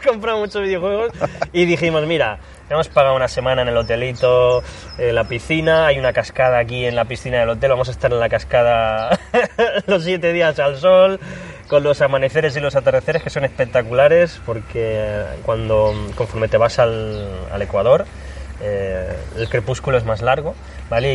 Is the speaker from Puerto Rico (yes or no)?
no; Spain; como los españoles